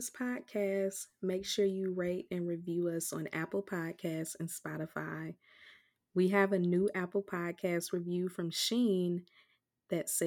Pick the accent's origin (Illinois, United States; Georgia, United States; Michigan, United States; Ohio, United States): Illinois, United States; Chicago; I'm from Chicago